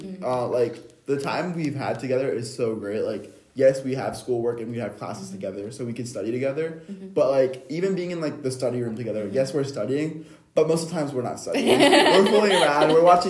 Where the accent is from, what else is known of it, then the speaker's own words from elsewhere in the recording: Cary, North Carolina, United States; It's like, so I am in state. I'm from Cary.